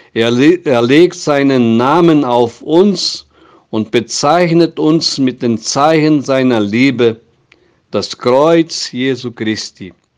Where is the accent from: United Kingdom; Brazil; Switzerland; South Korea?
Brazil; bei uns in Brasilien